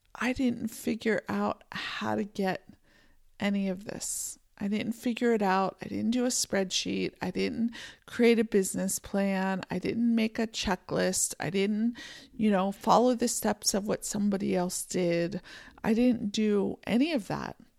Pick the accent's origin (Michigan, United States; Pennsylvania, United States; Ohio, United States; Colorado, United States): Pennsylvania, United States; moved away as an adult; also born or lived in California; now in Montana, United States; I grew up in Pennsylvania, we had mountains